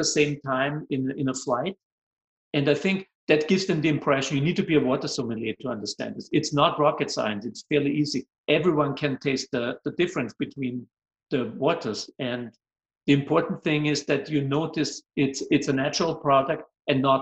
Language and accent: English; Vienna, Austria; English is a second language; moved away; I'm originally from Austria, Vienna